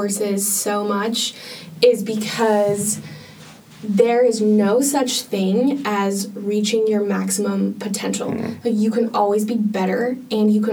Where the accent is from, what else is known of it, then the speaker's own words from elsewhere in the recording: Spokane, Washington, United States; moved away as an adult; now in Santa Barbara, United States; there actually is a polo club in my hometown of Spokane, Washington